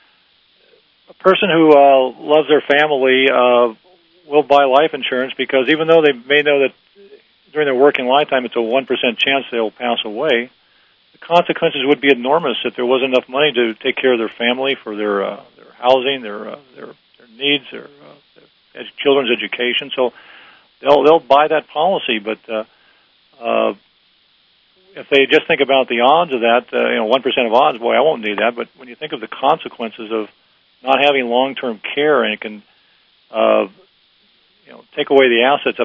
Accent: Los Angeles, California, United States; I was born and raised in Los Angeles

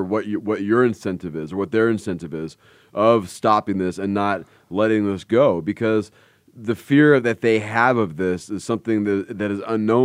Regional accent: Los Angeles, California, United States; I grew up in the San Fernando Valley.

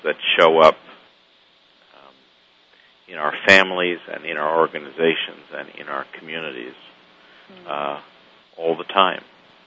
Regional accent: Canada; now in United States; I'm a Canadian living in the United States

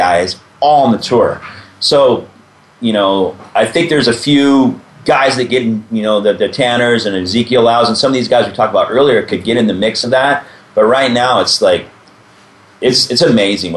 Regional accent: California, United States; We're from California

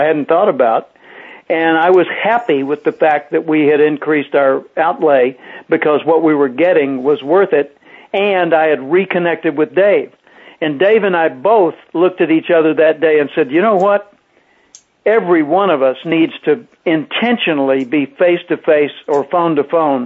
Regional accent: Little Rock, Arkansas, United States; I was playing and singing in clubs in my hometown of Little Rock, Arkansas

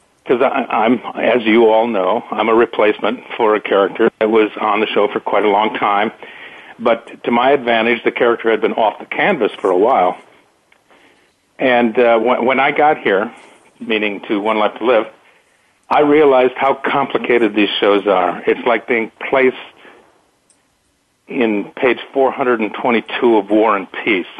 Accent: Fargo, North Dakota, United States; I'm a cowboy from the Red River of Fargo, North Dakota

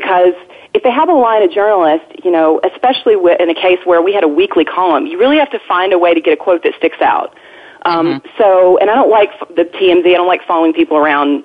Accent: Arkansas, United States; moved away; I'm originally from Arkansas.

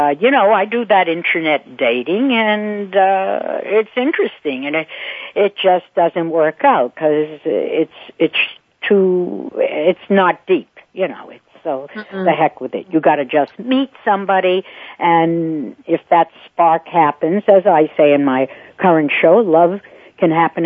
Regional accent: Boston, Massachusetts, United States; also born or lived in Paris, France; now in New York, United States; I'm from Boston

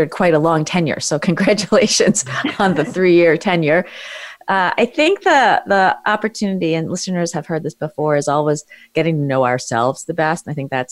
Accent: New York City, New York, United States; born or raised there

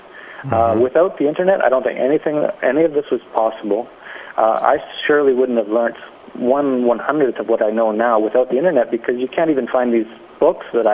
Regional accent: Canada; moved away; I'm from Canada

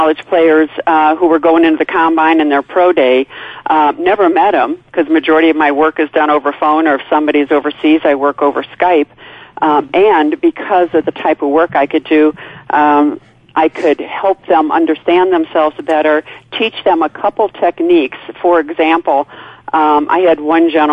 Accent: a little town outside of Chicago, Illinois, United States; born and raised in Chicago, a little town outside of Chicago

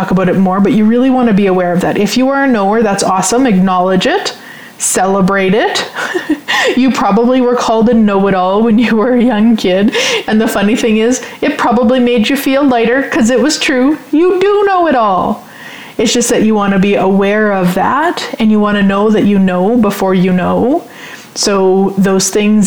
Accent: Saskatchewan, Canada; now in Sherwood Park, Canada; a surefire sign that I'm from Saskatchewan when I say supper.

